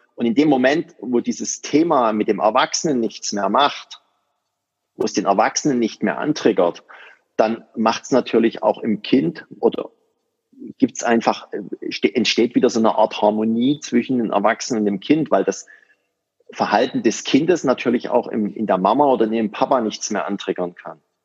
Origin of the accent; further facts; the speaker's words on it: near Dresden, Saxony, Germany; ich komme aus der Nähe von Dresden